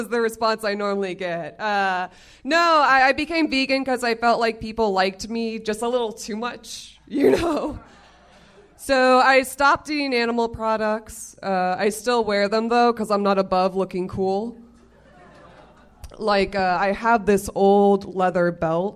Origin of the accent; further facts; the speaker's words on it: Florida, United States; moved away as an adult; now in Los Angeles, United States; I'm from Florida originally.